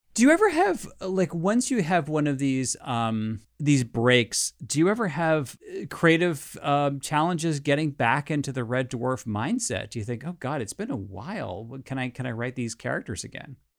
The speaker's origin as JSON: {"language": "English", "country": "United States", "said": "as an American"}